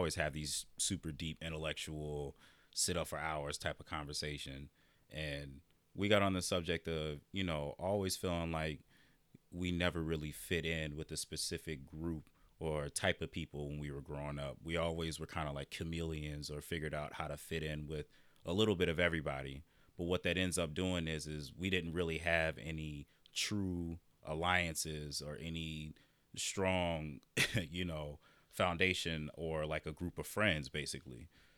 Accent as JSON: {"language": "English", "region": "Iowa", "country": "United States", "tie": "born or raised there", "said": "growing up in Iowa, I'm used to being the only black person in the room, the only black person in the classroom."}